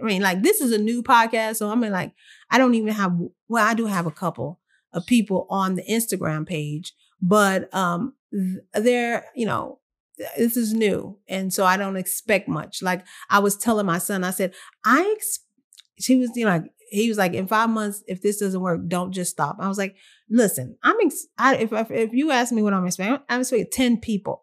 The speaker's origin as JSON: {"language": "English", "region": "Texas", "country": "United States", "said": "I'm from here. I'm from Texas"}